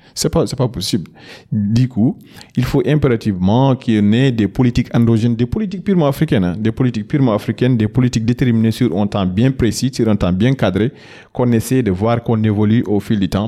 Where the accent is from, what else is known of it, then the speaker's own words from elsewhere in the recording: Matam, Senegal; je suis de Fourdou, dans la, commune de Oudalaï, notamment dans le département de Ranil, c'est un peu dans la région de Matam